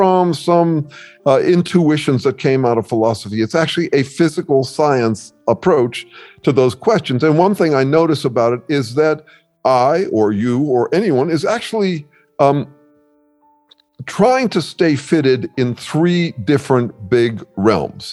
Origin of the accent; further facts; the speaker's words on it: Mill Valley, California, United States; I grew up in Mill Valley, California